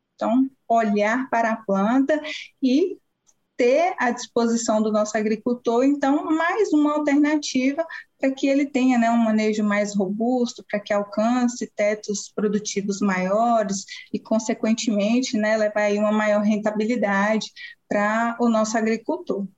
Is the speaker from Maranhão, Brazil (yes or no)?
no; Montes Claros, Minas Gerais, Brazil; moved away as an adult; also born or lived in Viçosa; eu sou mineira, natural da cidade de Montes Claros, que fica no norte do estado de Minas Gerais